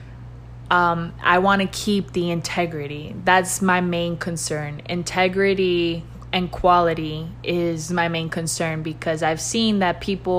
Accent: Miami, Florida, United States; Florida, I've been born and raised in Miami and Jackson Hospital and Alapata and raised in Kendall. I mean, Miami is my home

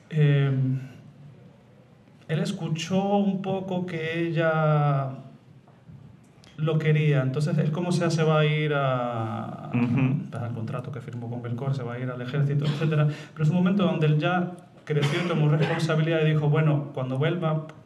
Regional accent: Madrid, Community of Madrid, Spain; born there; Nací en Madrid

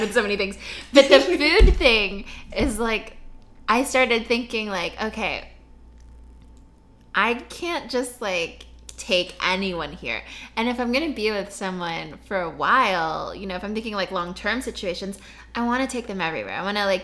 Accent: United States; I was born in the States, but I still have a lot of family in the Philippines

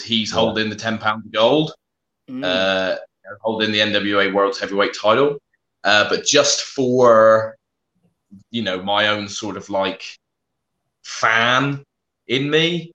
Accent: United Kingdom; also born or lived in South West England; I'm a British wrestler based in the southwest of England

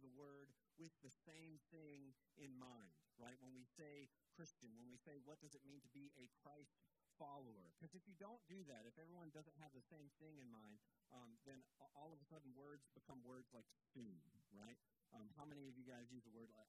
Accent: Georgia, United States; now in Pensacola, United States; I grew up in Georgia

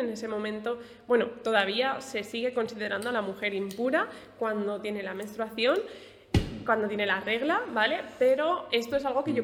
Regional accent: Alicante, Valencian Community, Spain; now in Murcia, Spain; yo soy de Alicante

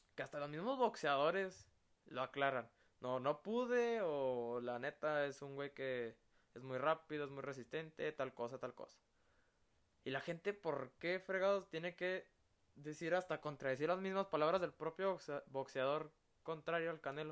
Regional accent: Mexico; como todo mexicano

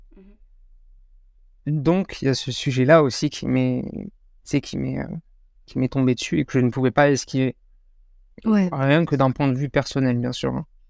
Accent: France; also born or lived in Morocco (ancestry); je suis français

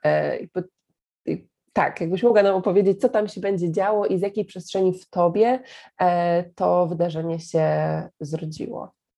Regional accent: Poland; ja mówię, że z Polski

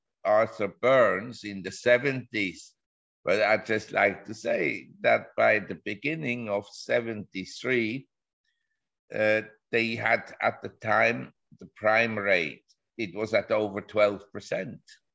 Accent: Switzerland; moved away as an adult; also born or lived in Geneva / Zurich / New York; I was born in Switzerland and I grew up in Geneva and Zurich.

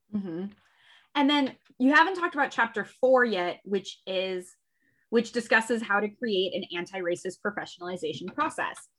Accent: Western Central Illinois, United States; also born or lived in New York; now in Chicago, United States; I grew up in Western Central Illinois

